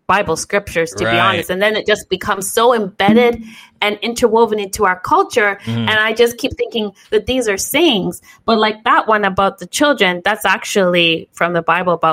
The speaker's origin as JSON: {"language": "English", "country": "Canada", "tie": "born or raised there", "said": "I am Canadian born"}